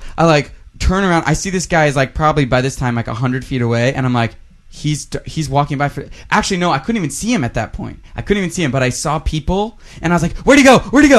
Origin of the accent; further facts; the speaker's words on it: Texas, United States; It's part of our culture here. See, I'm from Texas, and 2 years ago, I was back home at this very location